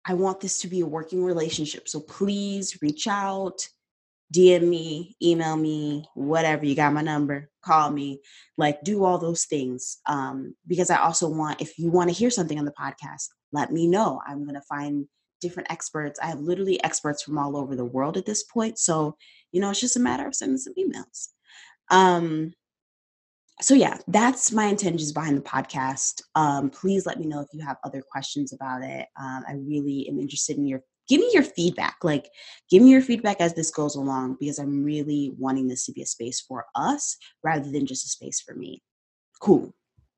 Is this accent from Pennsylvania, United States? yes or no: no; Detroit, Michigan, United States; I grew up on the northeast side of Detroit, but I went to schools in the suburbs in all white schools